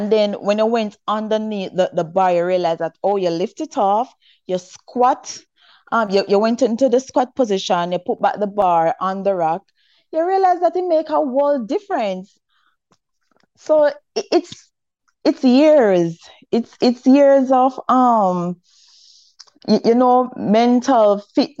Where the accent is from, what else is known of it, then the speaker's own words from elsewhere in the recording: Saint Mary Parish, Jamaica; I'm from St. Mary, right? And you know we're from the country and stuff. So when I was at primary school